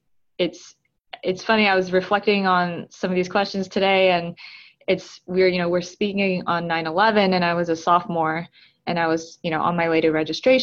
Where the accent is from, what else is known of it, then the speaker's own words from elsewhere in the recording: Tucson, Arizona, United States; moved away as an adult; also born or lived in Atlanta, Georgia / South Korea / New York; now in Brooklyn, United States; I was born in Atlanta, Georgia, but I spent my early childhood in South Korea, which is where my family is from. And then when we came back to the U.S., I was about 5, and then I grew up mostly in Tucson, Arizona